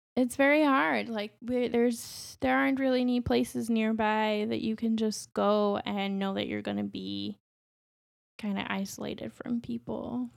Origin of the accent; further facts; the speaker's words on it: New Mexico, United States; now in Chicago, United States; I'm from New Mexico, so I didn't grow up anywhere near a major city